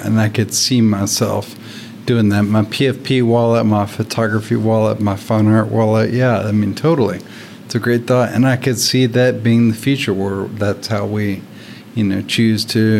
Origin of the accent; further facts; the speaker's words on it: Nashville, Tennessee, United States; Nashville, Tennessee.